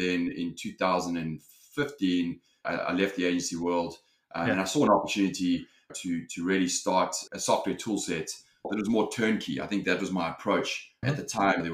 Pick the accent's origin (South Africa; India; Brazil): South Africa; moved away as an adult; also born or lived in London, United Kingdom; now in Los Angeles, United States; I'm originally from South Africa.